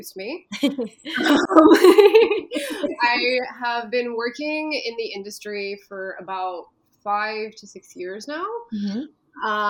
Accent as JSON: {"language": "English", "town": "Montreal", "region": "Quebec", "country": "Canada", "tie": "born or raised there", "also_born_or_lived": "New York", "moved": "as an adult", "lives_now": "Ottawa, Canada", "said": "I am originally from Montreal, born and bred, lived in New York for a bit, and then moved to Ottawa in 2019"}